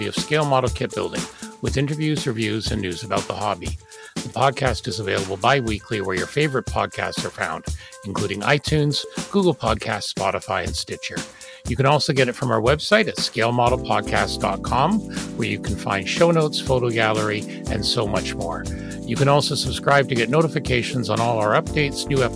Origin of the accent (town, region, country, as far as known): Canada